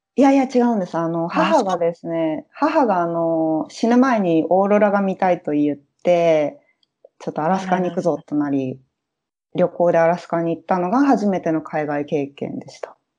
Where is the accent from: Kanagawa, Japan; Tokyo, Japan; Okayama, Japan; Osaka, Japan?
Kanagawa, Japan; Yokohama; moved away as an adult; also born or lived in Brazil; now in Toronto, Canada; 出身は横浜です。あの生まれも育ちも横浜です。